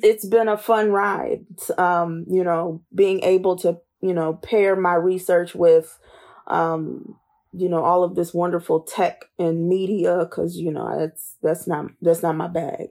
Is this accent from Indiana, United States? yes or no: yes; Indianapolis, Indiana, United States; also born or lived in Hazard, Kentucky / Washington, D.C. / Louisiana / Baltimore; I was born and raised in Indianapolis